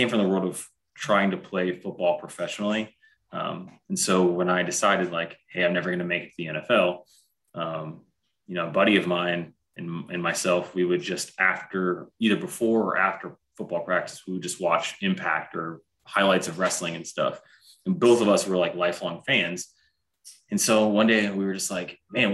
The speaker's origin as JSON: {"language": "English", "town": "Fort Wayne", "region": "Indiana", "country": "United States", "tie": "born or raised there", "also_born_or_lived": "Utah", "said": "I'm from Fort Wayne originally"}